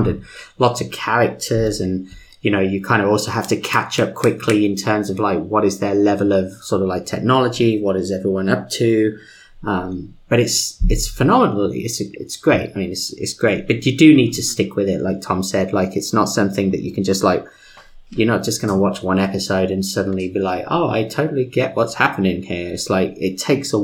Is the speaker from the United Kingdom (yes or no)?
yes; United Kingdom; accent: British; my British accent